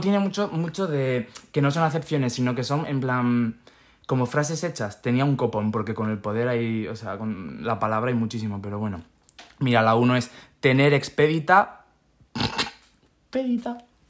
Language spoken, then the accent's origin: Spanish; Spain; yo soy de España